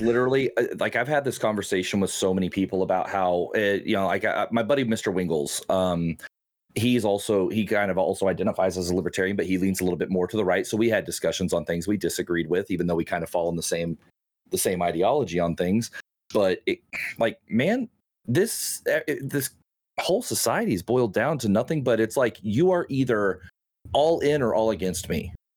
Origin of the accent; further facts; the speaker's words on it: Oklahoma, United States; I'm from Oklahoma.